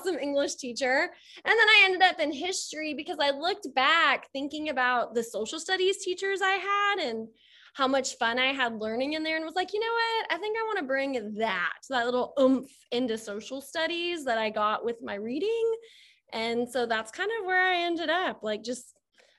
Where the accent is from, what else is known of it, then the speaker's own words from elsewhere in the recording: Texas, United States; I'm from Texas